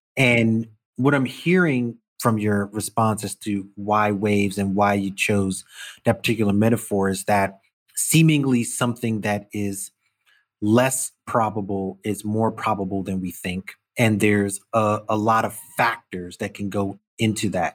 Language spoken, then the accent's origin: English; New York City, New York, United States; I'm from Brooklyn